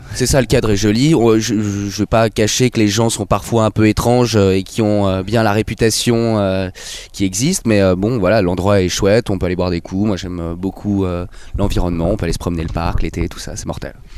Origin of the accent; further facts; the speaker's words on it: Bougival, Île-de-France, France; also born or lived in Versailles; j'habite à Versailles. Après, on vient de Bougival, qui est une petite ville à côté